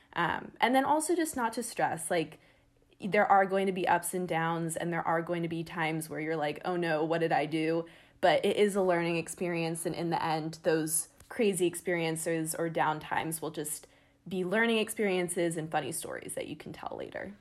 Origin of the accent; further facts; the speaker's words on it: San Diego, California, United States; I'm originally from San Diego, California